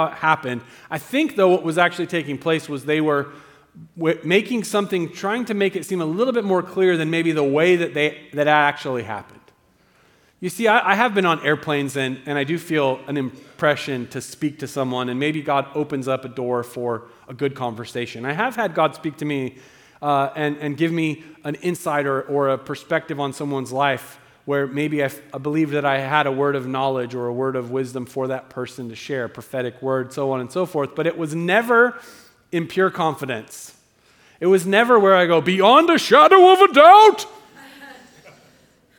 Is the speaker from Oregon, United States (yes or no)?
yes; Southern Oregon, United States; also born or lived in Eagle Point, Oregon; I'm from Southern Oregon, and we say root and crick